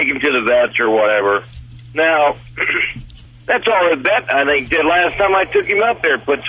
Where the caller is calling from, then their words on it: California, United States; Well, we're on 15 in California right at the moment.